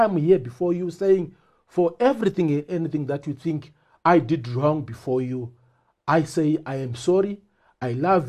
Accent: Bindura, Mashonaland Central, Zimbabwe; also born or lived in Shamva; I was born in Bindura, grew up in Bindura and Shamva. The other part of my childhood in our rural home in Rushinga.

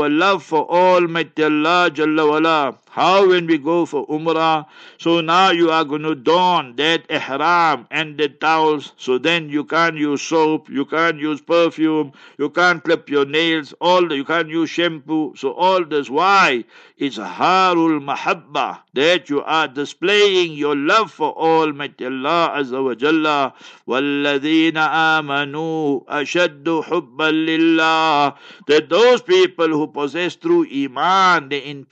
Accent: Heidelberg, Gauteng, South Africa; moved away; One day I went to Heidelberg, my hometown.

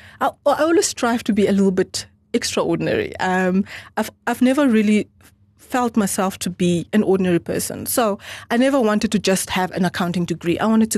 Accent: Namibia; English is a second language; also born or lived in Angola / Germany; So I'm purely Namibian, born by a Namibian mum and Namibian father, but I was born in Angola. I was born in Angola, and but I was there just for about 9 months.

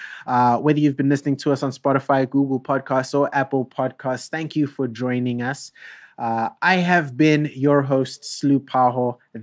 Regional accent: South Africa; as a South African

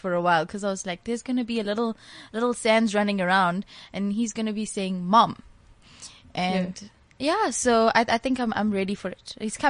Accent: India; you know I'm Indian, so they were a little bit conservative.

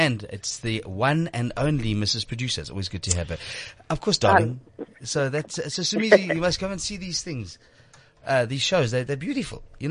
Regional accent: South Africa; I'm South African, but South African from Lebanese descent.

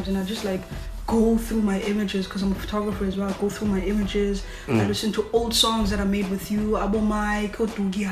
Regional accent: Cape Town, Western Cape, South Africa; I grew up Kwalanga

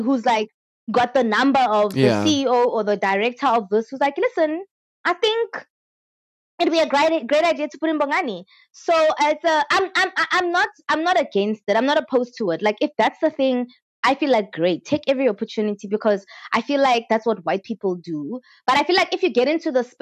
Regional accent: South Africa

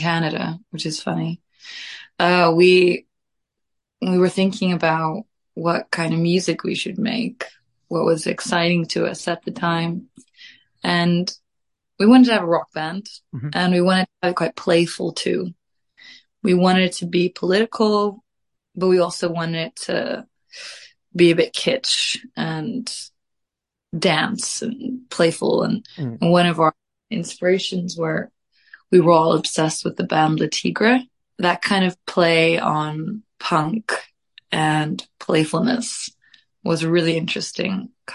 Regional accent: Reykjavik, Capital Region, Iceland; now in United Kingdom; I am from Reykjavik, Iceland. I am very blessed to have been raised in a family of artists

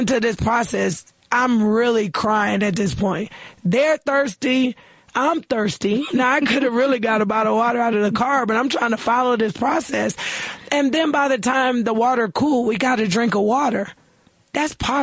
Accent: United States; as an American

